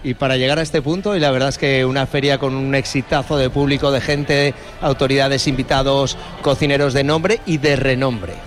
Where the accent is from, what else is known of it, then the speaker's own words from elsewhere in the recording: Mallorca, Balearic Islands, Spain; also born or lived in Valencia; yo como valenciano pero criado en Mallorca